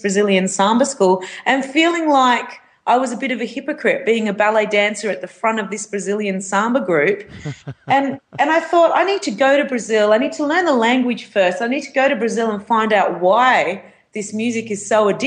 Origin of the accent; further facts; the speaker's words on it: Hervey Bay, Queensland, Australia; I grew up in Hervey Bay